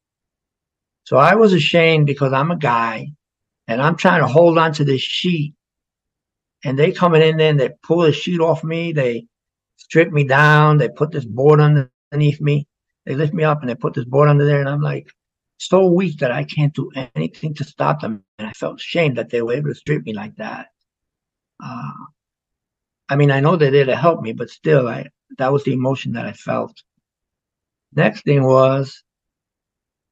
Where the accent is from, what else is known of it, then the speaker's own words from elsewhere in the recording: New York City, New York, United States; moved away; also born or lived in Florida; Growing up in the South Bronx